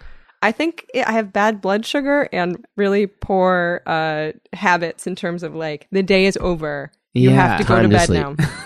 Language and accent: English; California, United States; In the Bay Area. I have no excuse.